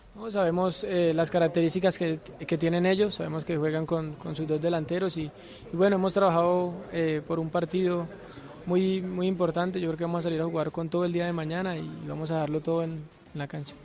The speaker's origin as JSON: {"language": "Spanish", "town": "Cartagena", "region": "Bolívar", "country": "Colombia", "said": "mi tierra"}